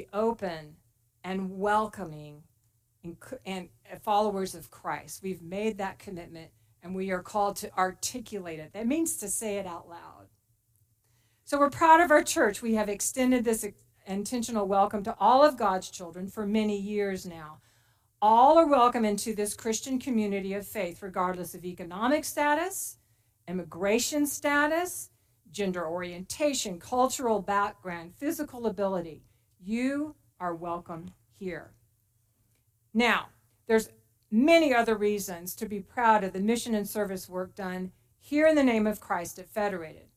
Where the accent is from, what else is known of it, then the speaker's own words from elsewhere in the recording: Texas, United States; moved away as an adult; now in Placerville, United States; I am very proud to be a Texan.